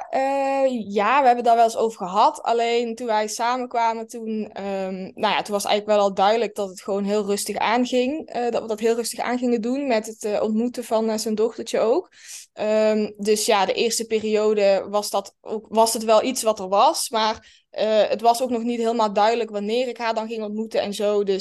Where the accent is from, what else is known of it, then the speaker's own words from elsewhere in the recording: Limburg, Netherlands; accent: Limburgish; now in Breda, Netherlands; ik woon in Breda en ik kom eigenlijk uit Limburg. Maar dat horen jullie niet meer als het goed is aan mijn accent.